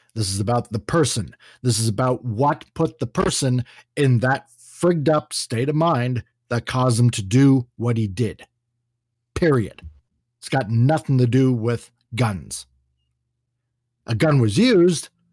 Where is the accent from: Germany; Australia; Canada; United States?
Canada; my perspective as a Canadian looking at America, but also our experiences up here in Canada where we do have gun control